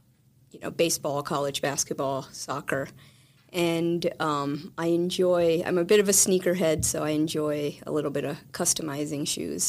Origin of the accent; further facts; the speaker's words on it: Scranton, Pennsylvania, United States; moved away as an adult; now in Austin, United States; I grew up outside of Scranton, Pennsylvania, home of The Office and Joe Biden. But I moved to Austin about 5 years ago now.